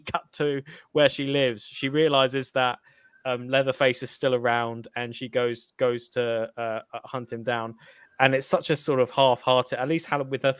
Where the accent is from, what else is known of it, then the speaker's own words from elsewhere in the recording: United Kingdom; as a British person